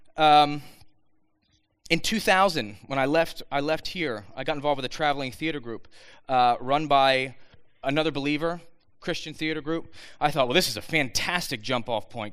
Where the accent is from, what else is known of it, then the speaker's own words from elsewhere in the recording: Bucks County, Pennsylvania, United States; I was born and raised in Bucks County, right up the road